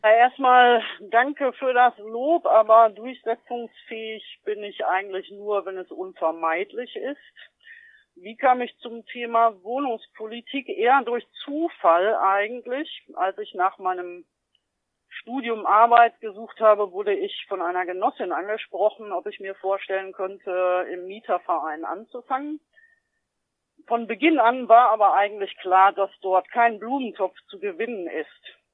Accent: GDR, East Germany, Germany; Ich bin ja ein Kind der DDR und zur Wende war ich zwölf Jahre alt

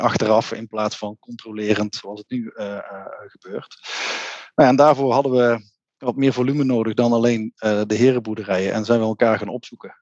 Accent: North Brabant, Netherlands; Ik kom uit Brabant

